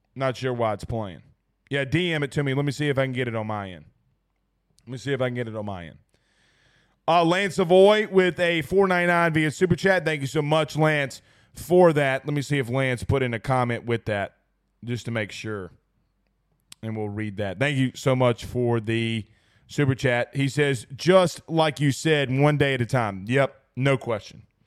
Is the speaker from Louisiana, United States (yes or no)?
yes; Franklinton, Louisiana, United States; I grew up in little Franktown.